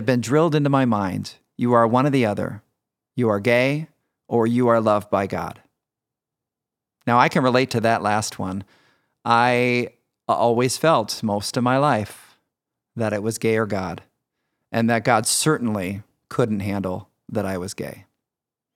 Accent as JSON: {"language": "English", "town": "Michigan City", "region": "Indiana", "country": "United States", "tie": "born or raised there", "said": "I grew up in Michigan City, Indiana."}